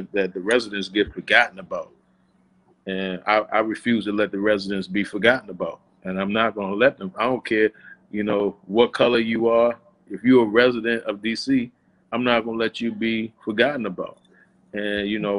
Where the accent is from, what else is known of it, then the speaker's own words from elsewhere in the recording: Washington, District of Columbia, United States; I was born in DC General Hospital. I went to Holy Redeemer. I grew up in Tyler House